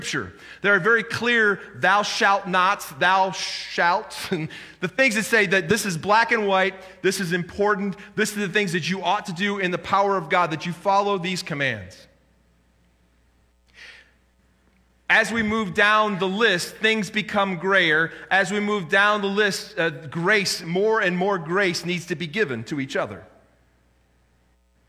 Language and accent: English; United States; as an American